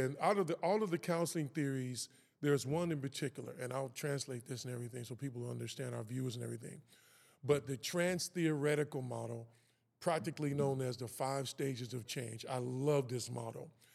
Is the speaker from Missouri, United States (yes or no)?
yes; Kansas City, Missouri, United States; also born or lived in West Coast; Kansas City, Missouri is, is, is where I'm from. That's where I was born and raised.